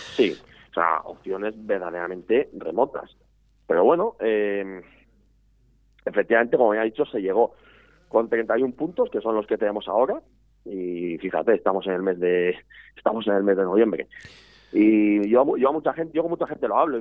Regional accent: Valladolid, Castile and León, Spain; el núcleo grueso somos de Valladolid

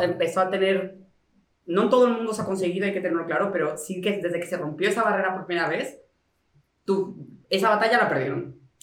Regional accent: Mexico; moved away; also born or lived in Spain; yo soy mexicano.

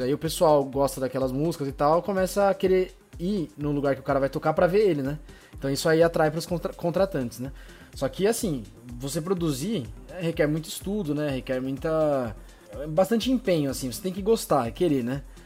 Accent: São Caetano do Sul, São Paulo, Brazil; sou de São Caetano

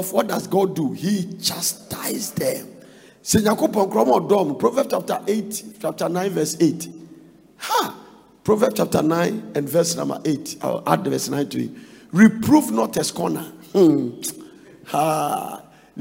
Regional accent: Ghana; We came from Ghana

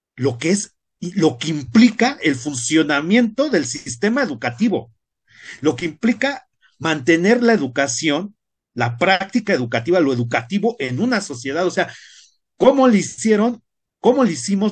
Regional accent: Mexico; nuestra sociedad como mexicanos

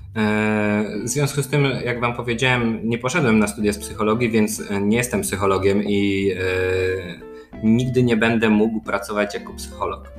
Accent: Poland; jestem jakimś doktorantem z Polski

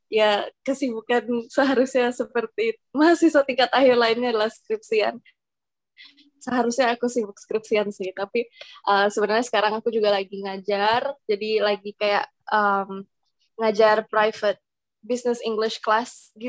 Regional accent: Jakarta, Indonesia; now in Bogor, Indonesia; aku asalnya dari Jakarta.

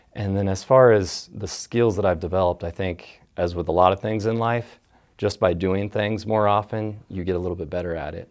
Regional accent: Dayton, Ohio, United States; I grew up in the area. My dad was in the Air Force.

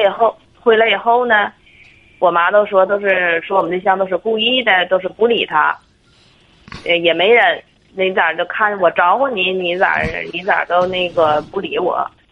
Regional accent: Tangshan, Hebei, China; 我是他山本地的

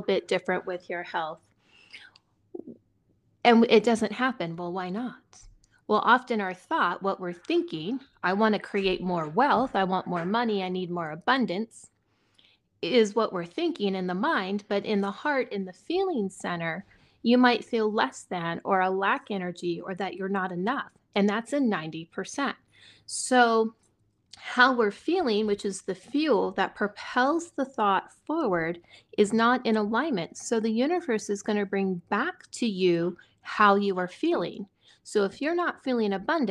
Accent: Silicon Valley, California, United States; now in Montana, United States; I grew up near poverty in Silicon Valley in California

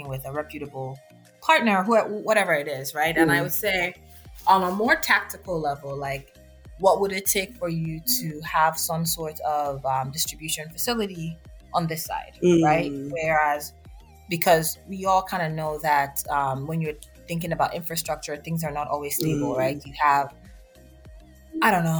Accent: Nigeria; moved away as an adult; I grew up primarily in Nigeria

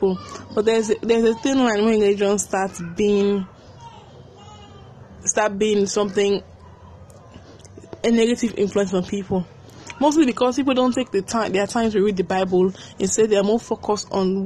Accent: Sierra Leone; growing up in Sierra Leone

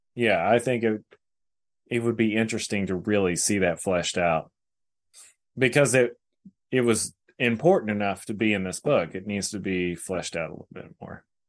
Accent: North Texas, United States; born or raised there

